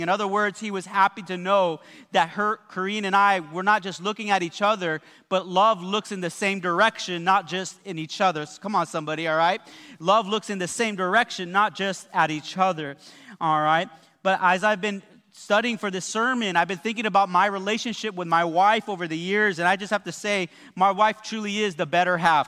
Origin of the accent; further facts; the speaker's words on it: West Covina, California, United States; I came from the West Covina Mall